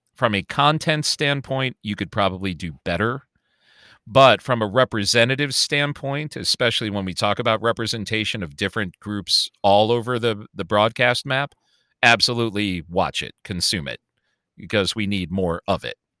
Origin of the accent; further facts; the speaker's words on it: Chicago, Illinois, United States; accent: Chicago; moved away; I am also born and raised in Chicago. I'm, I was born on the South Side, moved to the North Side, Chicagoan through and through